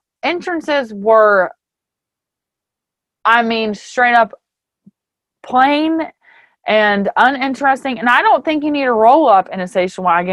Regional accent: Ithaca, New York, United States; I'm from Ithaca.

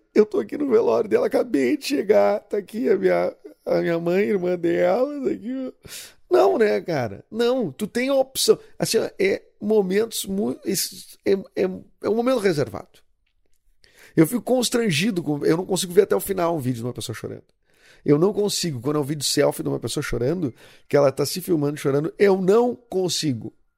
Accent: Rio Grande do Sul, Brazil; do Rio Grande do Sul

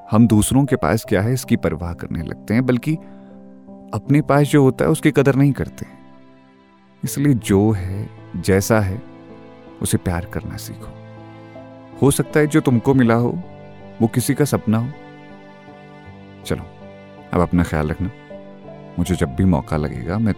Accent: India; moved away as an adult; मैं बचपन से पहाड़ों में पला पड़ा

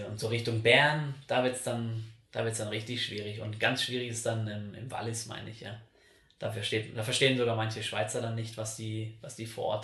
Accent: North Rhine-Westphalia, Germany; ich komme aus dem Ruhrpott und da, sagt man halt so zum, zum Satz immer ne am Ende so.

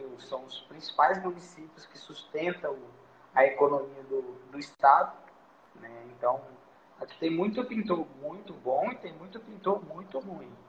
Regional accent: Vitória, Espírito Santo, Brazil; Então, sou de Vitória também, né? Espírito Santo. Aqui o mercado de trabalho é muito bom.

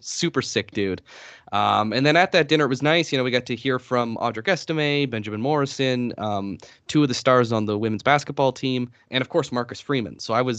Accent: Atlantic Canada, Canada; I'm like from East Coast Canada. We can't speak without swearing.

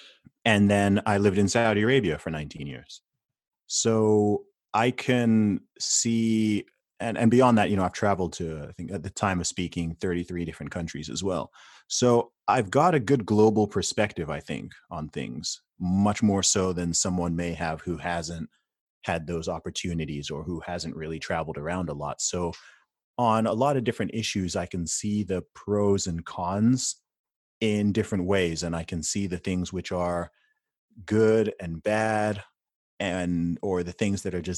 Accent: United Kingdom; born there; So my family background is originally from Nigeria. I was born in the UK. I'm a British citizen. I live in the UK.

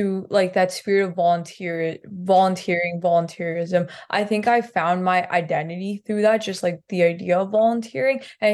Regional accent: Punjab, India; I grew up in Punjab, which is sort of in the northern region of India.

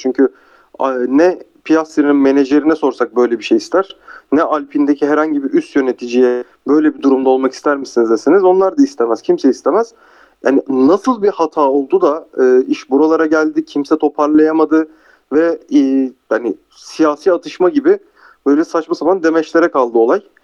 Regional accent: Turkey; biz Türkler olarak duruş ve karizmayı severiz

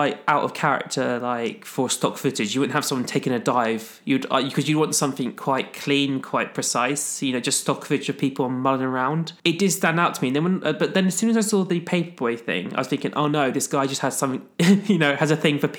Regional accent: Chicago, Illinois, United States; Bitch, I'm from Chicago.

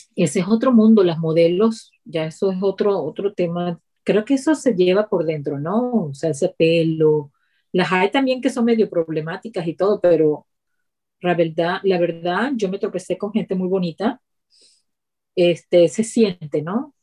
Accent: Ciudad Guayana, Bolívar, Venezuela; moved away as an adult; also born or lived in Boston, United States; now in United States; viniendo de Venezuela, un lugar tan caliente de la ciudad donde yo vengo, que es de Ciudad Guayana

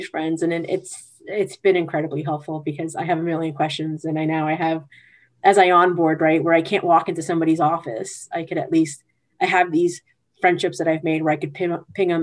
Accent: New York City, New York, United States; moved away as an adult; now in New Jersey, United States; I'm from Queens, but I live in Jersey now

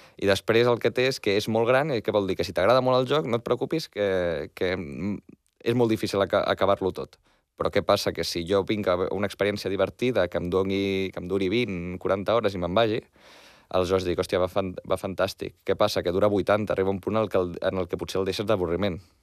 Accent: Barcelona, Catalonia, Spain; jo em vaig néixer a Barcelona, Hospital de Sant Pau, he viscut a Barcelona tota la vida

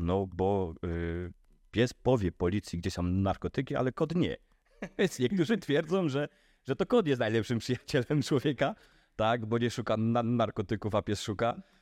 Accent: Podhale, Lesser Poland, Poland; u nas na Podhalu

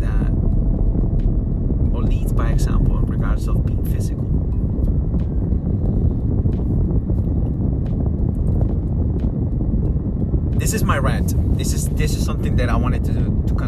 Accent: Peru; moved away; I was growing up in Peru, the kids that I grew up

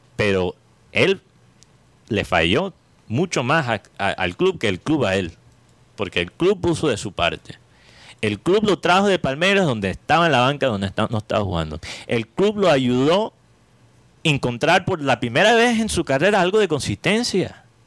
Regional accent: Colombia; como colombiano

